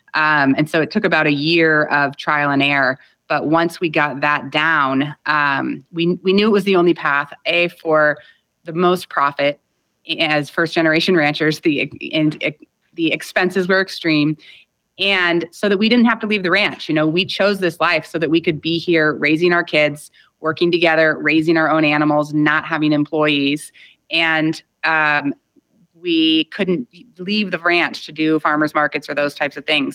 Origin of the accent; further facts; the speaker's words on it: California, United States; my husband and I both come from strong agricultural roots in California that go back six or seven generations